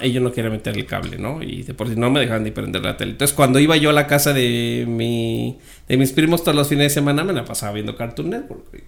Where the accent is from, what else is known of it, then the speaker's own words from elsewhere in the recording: Mexico City, Mexico; also born or lived in Sonora; Yo nací en la Ciudad de México